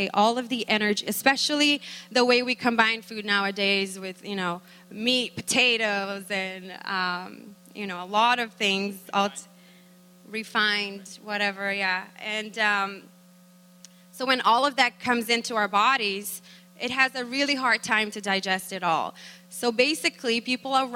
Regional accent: Brazil; moved away; we are from Brazil originally

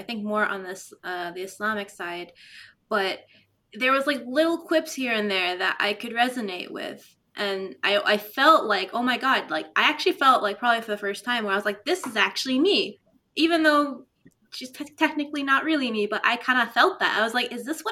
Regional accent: Canada; I'm fully Arab, but I was raised in Canada. I was born and raised here

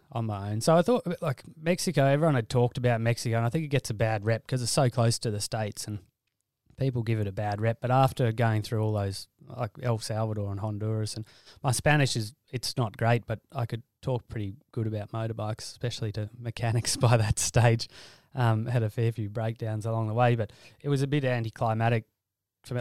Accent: Alice Springs, Northern Territory, Australia; also born or lived in Brisbane; grew up on a cattle station near Alice Springs, about two hundred k's northwest of Alice.

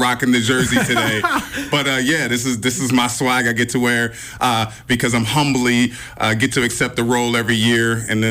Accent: West Coast, United States; I'm still from West Coast.

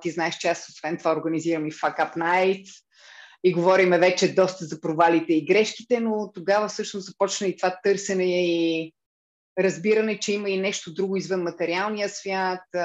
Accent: Blagoevgrad, Blagoevgrad Province, Bulgaria; also born or lived in Cyprus / Lozenets; аз съм от Благоевград

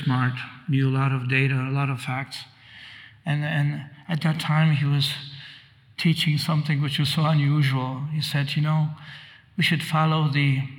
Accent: Poland; now in United States; I was born in Poland, although I came to the States, but I went back as a graduate student.

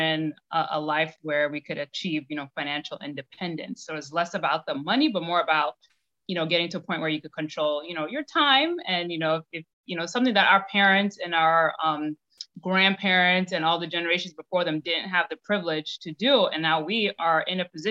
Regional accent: New York City, New York, United States; Born and raised in Brooklyn, New York.

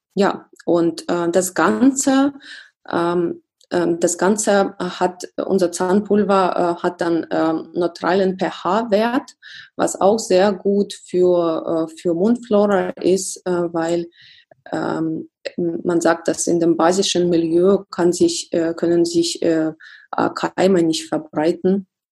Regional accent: Russia; now in Germany; mein Heimatland ist Russland

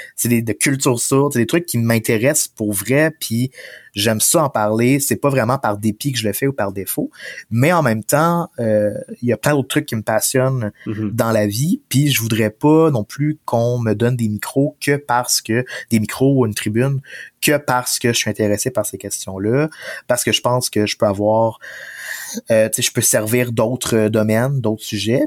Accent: Beauce, Quebec, Canada; moved away; also born or lived in Sherbrooke; je suis originaire de la Beauce

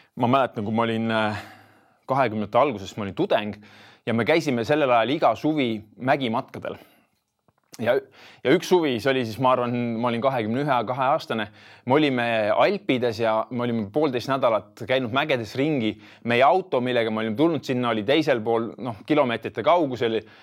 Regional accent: Tartu, Tartu County, Estonia; ma olen äh, põline tartlane, kui nii võib öelda ja olen, olen elanud selles linnas siis Tartus äh, nelikümmend kolm aastat

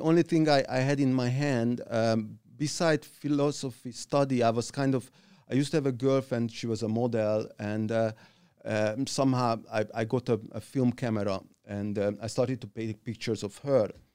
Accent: Hungary; also born or lived in Budapest; I grew up in, in that little midtown, um, um, uh, mid-sized town in Hungary

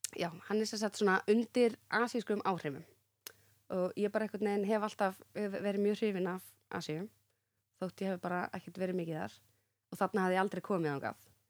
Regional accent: Reykjavík, Capital Region, Iceland; also born or lived in Grafarvogur; Ég átti heim í Breiðholtinu

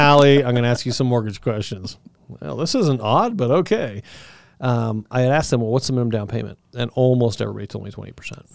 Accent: Southern Colorado, United States; I'm from Southern Colorado

